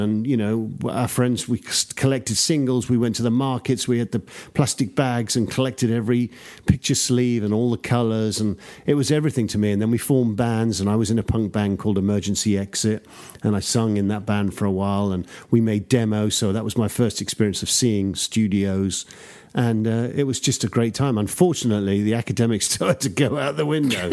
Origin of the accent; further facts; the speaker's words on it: London, United Kingdom; accent: traditional English; also born or lived in Newcastle; I grew up in the suburbs of London, so my accent is just sort of very traditional English accent